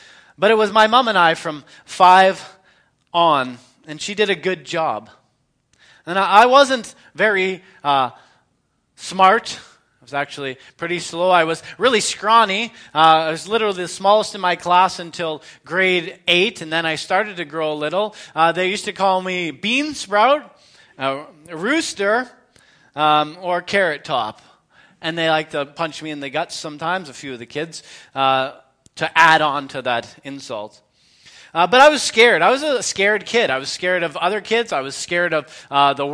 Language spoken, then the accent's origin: English; London, Ontario, Canada; moved away; also born or lived in Edmonton / Meaford; I was born in 1980 in London, Ontario. I was raised primarily by my mom.